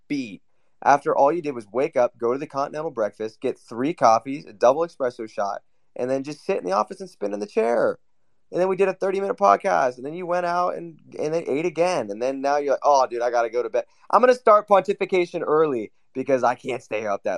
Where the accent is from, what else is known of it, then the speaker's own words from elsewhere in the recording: Newcastle upon Tyne, North East England, United Kingdom; I'm from Newcastle